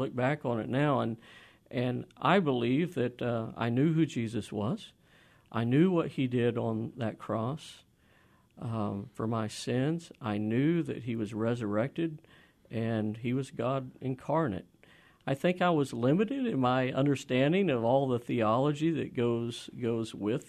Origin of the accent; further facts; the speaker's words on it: Inola, Oklahoma, United States; moved away as an adult; I'm an Okie. I'm from Oklahoma. Uh-huh. I grew up about 30 minutes east of Tulsa, outside of a little town called Inola, about 6 miles outside of that town on a little farm there, and that's where I was raised.